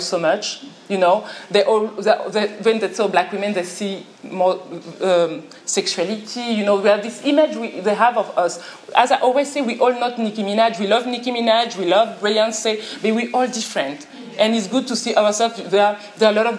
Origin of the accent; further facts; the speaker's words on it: France; English is a second language; I'm from France.